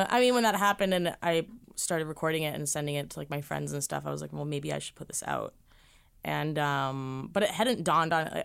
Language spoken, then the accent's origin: English; Boston, Massachusetts, United States; I'm from Boston, so I was like, I'll just go through the summers too